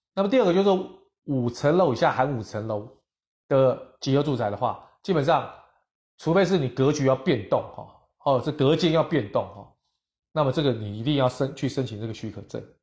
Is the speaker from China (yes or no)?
no; Taiwan; 我们台湾人都非常有礼貌